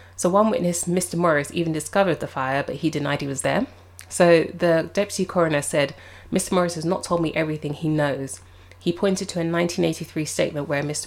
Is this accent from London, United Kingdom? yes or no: yes; London, United Kingdom; as a Londoner